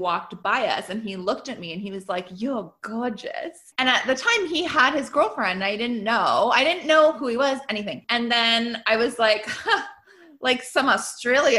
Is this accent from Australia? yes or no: no; Canada; I'm Canadian.